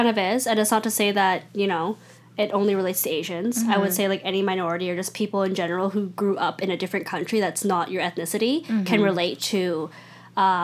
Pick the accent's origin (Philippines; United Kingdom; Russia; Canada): Canada; Richmond, British Columbia; I grew up in Richmond